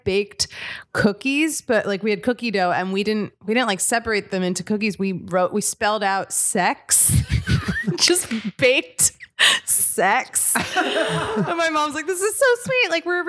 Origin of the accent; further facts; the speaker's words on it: Philadelphia, Pennsylvania, United States; I'm from Philadelphia